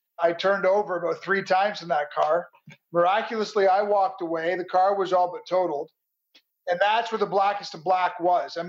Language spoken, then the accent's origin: English; Toronto, Ontario, Canada; moved away; also born or lived in Chicago, Illinois; I'm from Toronto, Canada, originally